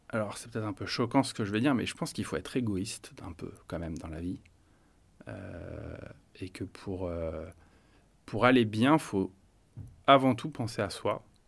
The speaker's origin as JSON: {"language": "French", "town": "Paris", "region": "Île-de-France", "country": "France", "tie": "born or raised there", "said": "je suis né à Paris, euh, dans une famille euh, catholique. Donc j'ai vécu et j'ai grandi avec une famille"}